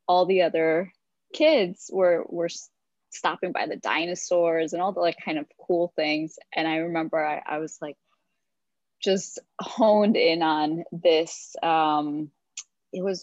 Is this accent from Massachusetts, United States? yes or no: no; Hoboken, New Jersey, United States; I was born and raised in Hoboken, New Jersey